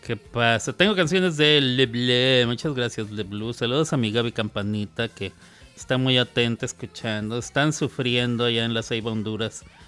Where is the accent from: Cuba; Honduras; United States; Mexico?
Mexico; Ciudad Juárez, Chihuahua; En Ciudad Juárez, Chihuahua, donde yo crecí